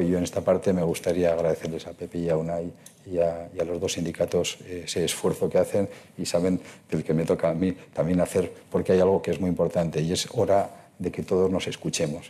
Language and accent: Spanish; Basque Country, Spain; mi tierra, en el País Vasco